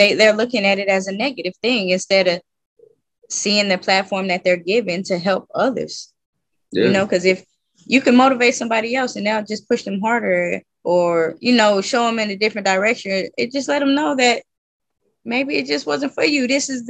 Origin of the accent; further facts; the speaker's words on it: West Coast, United States; Especially for me, it was because I'm coming from the West Coast to the South.